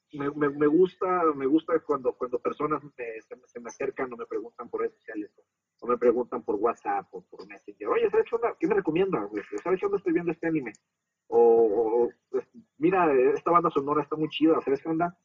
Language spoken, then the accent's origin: Spanish; Mexico